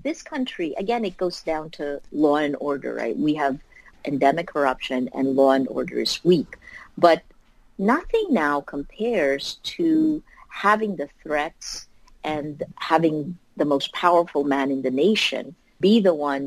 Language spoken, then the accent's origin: English; Philippines; as a Filipino citizen